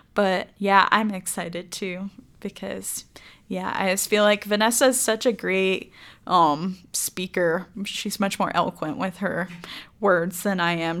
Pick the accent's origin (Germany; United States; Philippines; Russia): United States; DeBary, Florida; also born or lived in Macclenny, Florida; now in Idaho Falls, United States; I'm originally from DeBerry, Florida, which is near Orlando